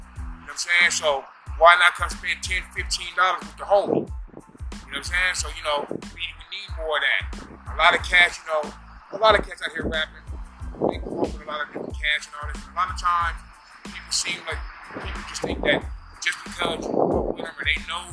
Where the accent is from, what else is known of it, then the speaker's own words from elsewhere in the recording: San Diego, California, United States; we are from San Diego